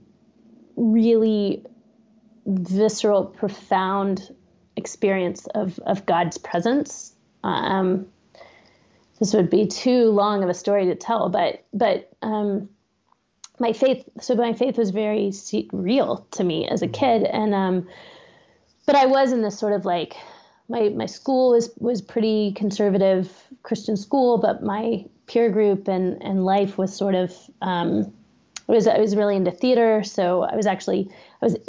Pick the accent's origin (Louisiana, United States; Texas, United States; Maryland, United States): Texas, United States; Austin; moved away as an adult; now in Pittsburgh, United States; I grew up in Austin also